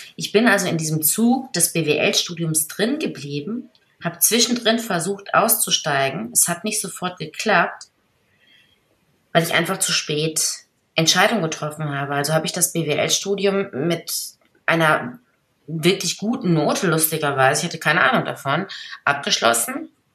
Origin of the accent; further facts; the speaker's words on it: Ruhr area, North Rhine-Westphalia, Germany; ich komme ja aus dem Pott